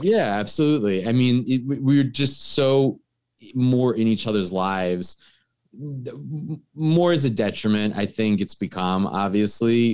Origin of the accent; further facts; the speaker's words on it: New York, United States; I'm from New York.